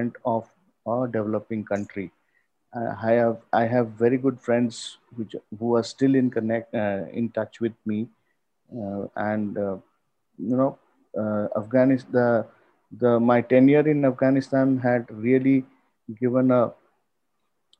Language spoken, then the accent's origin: English; India; I am from India, cricket is a second religion in the subcontinent